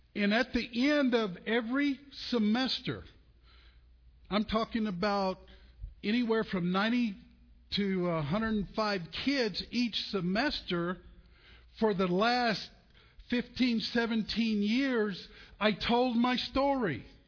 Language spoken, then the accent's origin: English; Olton, Texas, United States; also born or lived in Muleshoe, Texas; I was born in Muleshoe, Texas. I um, was raised in Olton, Texas, uh, on the farm